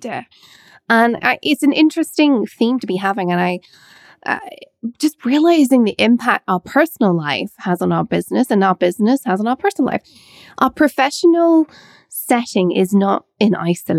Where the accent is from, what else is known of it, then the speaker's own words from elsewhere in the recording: England, United Kingdom; now in Scotland, United Kingdom; I live in Scotland and I was born in Scotland, I went to school in England, spent most of my childhood in England